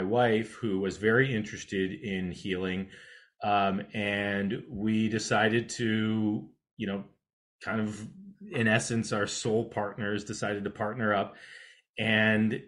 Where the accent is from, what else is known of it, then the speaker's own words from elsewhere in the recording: California, United States; I grew up in California